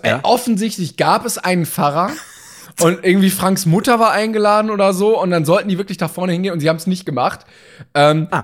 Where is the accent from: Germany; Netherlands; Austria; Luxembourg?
Germany; als Deutsche.